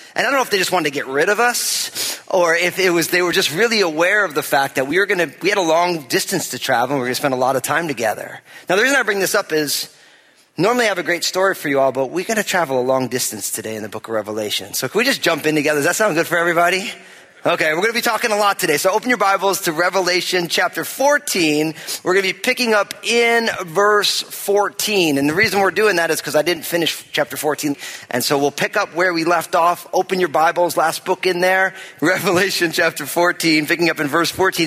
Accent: New Jersey, United States; moved away as an adult; also born or lived in West Coast; my home state of New Jersey

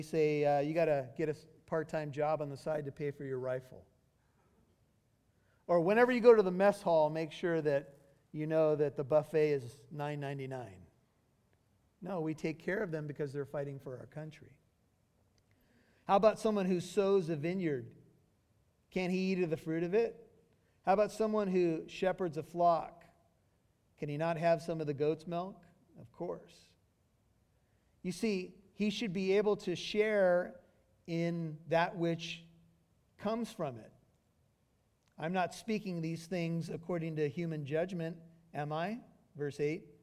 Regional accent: United States; being an American with white skin

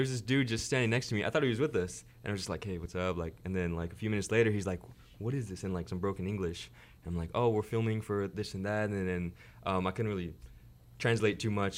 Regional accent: Los Angeles, California, United States; I'm from Los Angeles

